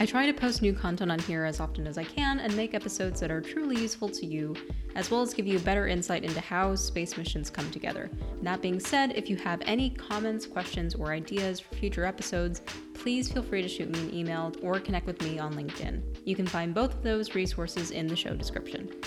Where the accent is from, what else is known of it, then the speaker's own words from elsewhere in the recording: Hawaii, United States; born there; I was born in Hawaii.